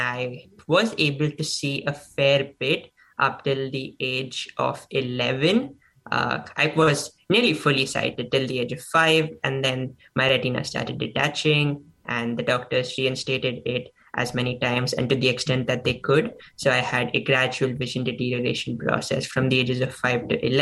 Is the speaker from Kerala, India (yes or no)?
no; Mumbai, Maharashtra, India; also born or lived in Stanford, California; now in Edgewater, United States; I am originally from Mumbai, India, studying in Stanford, California, currently in Edgewater, New Jersey